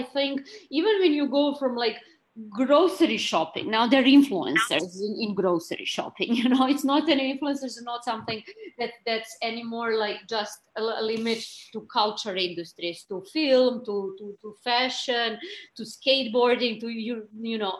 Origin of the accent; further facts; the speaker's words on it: Belgrade, Serbia; moved away as an adult; now in New York, United States; I'm Serbian. I came from Belgrade to do my master's and my PhD